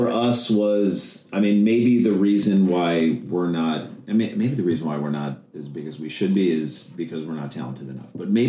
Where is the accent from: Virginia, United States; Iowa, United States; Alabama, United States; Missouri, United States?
Missouri, United States; St. Louis; now in New York, United States; So what happened to us is we came to New York in 1994. So we grew up in St. Louis, Missouri, which is like Midwest.